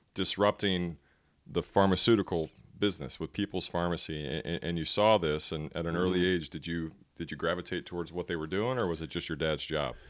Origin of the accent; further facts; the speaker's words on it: Dallas, Texas, United States; in my hometown of Dallas, Texas